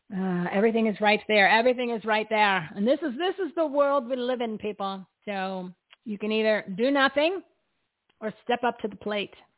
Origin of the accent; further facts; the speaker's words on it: New Jersey, United States; I'm from New Jersey